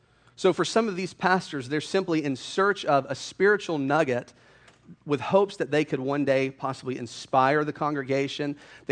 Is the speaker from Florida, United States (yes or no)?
yes; Hilliard, Florida, United States; moved away as an adult; also born or lived in Louisville, Kentucky; I grew up in Hilliard, Florida. I graduated from Hilliard High School in 2004.